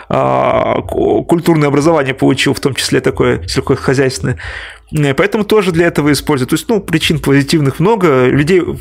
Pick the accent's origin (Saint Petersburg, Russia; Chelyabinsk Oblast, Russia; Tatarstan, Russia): Tatarstan, Russia; Ну, я так шучу, потому что я сам из Татарстана.